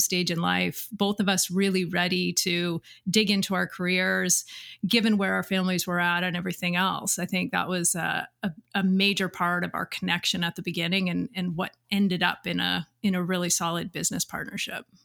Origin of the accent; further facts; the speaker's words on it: Pense, Saskatchewan, Canada; I'm originally from Saskatchewan, and I grew up in an agricultural community